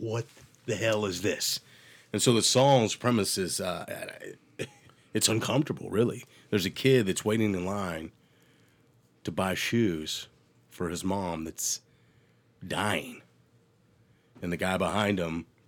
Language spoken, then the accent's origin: English; Ohio, United States; moved away; I'm from Ohio